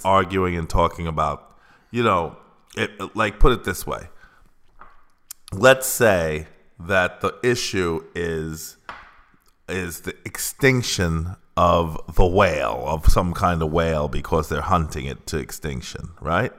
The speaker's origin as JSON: {"language": "English", "country": "United States", "tie": "born or raised there", "moved": "yes", "said": "that is the country I grew up in. I was born in America. I'm an American"}